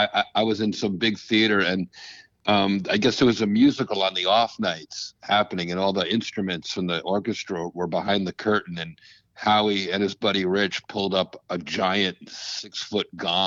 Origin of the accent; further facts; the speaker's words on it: Canada; I was from Canada, so he'll like this.